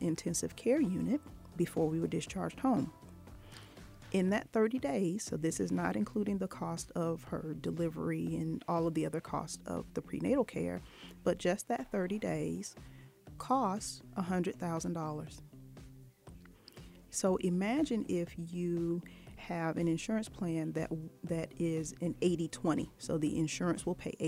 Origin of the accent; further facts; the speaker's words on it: Norfolk, Virginia, United States; I grew up in Norfolk, Virginia